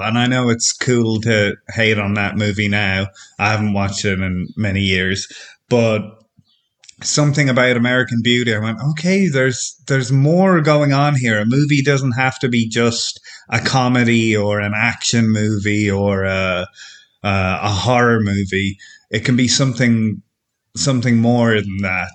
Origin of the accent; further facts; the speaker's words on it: Ireland; now in France; I'm from Ireland, but I'm living in France now, in rural France.